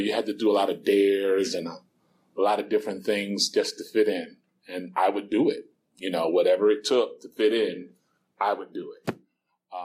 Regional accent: New York City, New York, United States; moved away; I'm originally from New York City

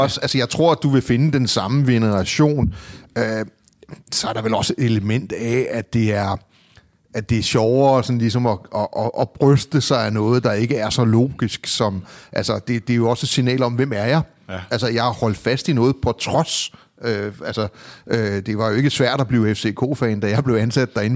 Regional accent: Copenhagen, Capital Region of Denmark, Denmark; Jeg var vokset op i det, der hedder Hørgården. Det var en del af urbanplanen

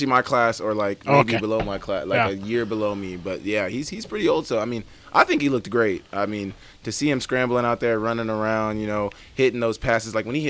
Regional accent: Oklahoma, United States; now in Montana, United States; Obviously, I'm from Oklahoma

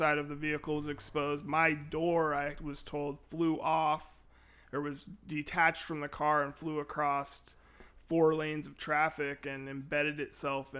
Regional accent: Renton, Washington, United States; now in Olympia, United States; Born and raised in Renton, Washington. Moved to Olympia as a teenager

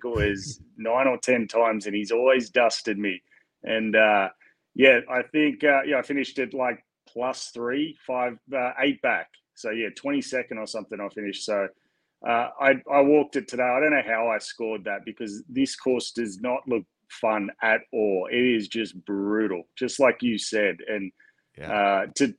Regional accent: Australia; as an Australian

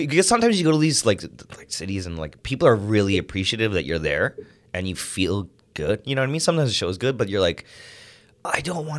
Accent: Toronto, Ontario, Canada; born or raised there; also born or lived in Ajax, Ontario

